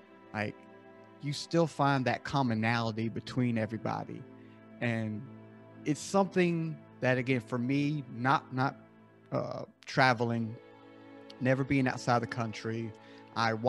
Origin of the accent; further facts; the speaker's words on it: the South, United States; I'm born and raised in the South here in the States. I live in South Carolina